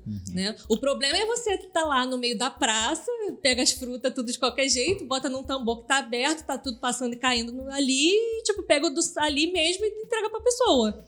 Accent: Southeast Brazil, Brazil; eu, que sou cria do Sudeste

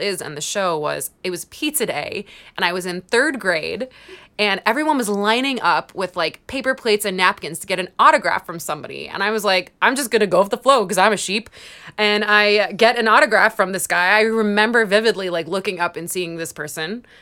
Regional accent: Long Island, New York, United States; I'm from Long Island, and I'm actually from the part of Long Island where Jerry Seinfeld's sister lives

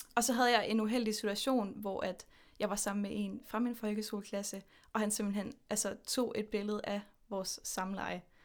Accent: Horsens, Central Denmark Region, Denmark; now in Aarhus, Denmark; jeg er født og opvokset i Horsens, men nu bor jeg i Aarhus med min kæreste Mathilde

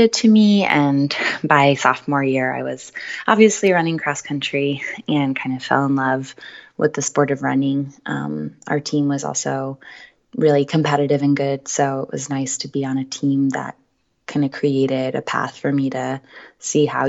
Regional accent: Colts Neck, New Jersey, United States; I grew up in New Jersey and went to Colts Neck High School

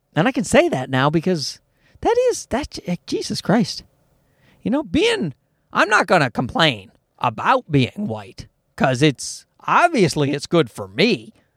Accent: Newfoundland and Labrador, Canada; moved away; my type of white has been around for a, uh, many generations in, uh, Newfoundland where I grew up

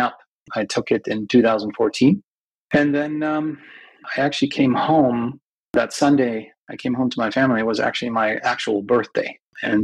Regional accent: Germany; moved away as an adult; also born or lived in United States / San Francisco Bay Area; now in San Francisco, United States; I grew up in Europe, in Germany. I'm a dual citizen. I was actually born in the United States, but when I was about a year and a half old, my parents were Danish and German. Moved back to Europe, and then I grew up like any other German kid.

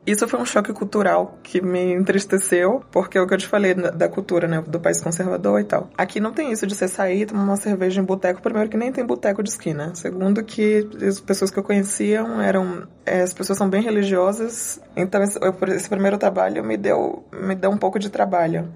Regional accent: São Paulo, Brazil; moved away as an adult; also born or lived in Bahia, Brazil; now in Guatemala City, Guatemala; Eu nasci na Bahia, no Brasil, mas desde pequena eu moro em São Paulo

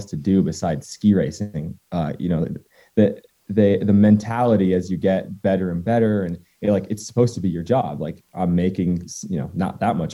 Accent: Waitsfield, Vermont, United States; also born or lived in Cannon Mountain, New Hampshire; my hometown and my home mountain is Sugarbush and Waitsfield, Vermont

